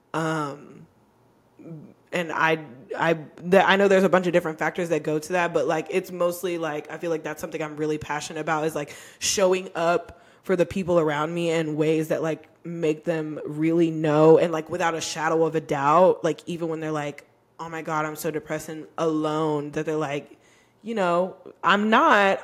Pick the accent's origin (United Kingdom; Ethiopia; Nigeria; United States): United States; Texas; also born or lived in Arizona; I grew up in Texas